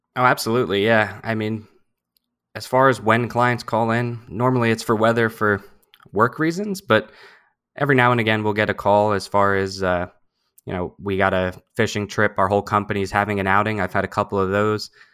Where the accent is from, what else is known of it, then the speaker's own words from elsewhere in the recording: New Jersey, United States; I have spent my whole life living in New Jersey. I grew up down in South Jersey.